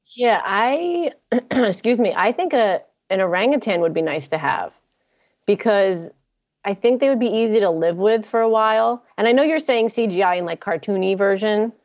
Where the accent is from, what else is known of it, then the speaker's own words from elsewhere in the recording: New Jersey, United States; accent: New Jersey; now in Los Angeles, United States; That's New Jersey talking